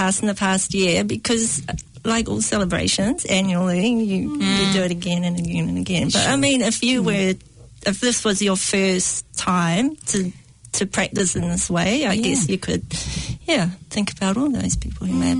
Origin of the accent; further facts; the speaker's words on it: Whanganui, Manawatū-Whanganui, New Zealand; where I'm from Whanganui, no Whanganui aho. And if you go on the banks of the Whanganui River, where I actually come from, in the country, it's quite a lot of big hills. So we're in a valley.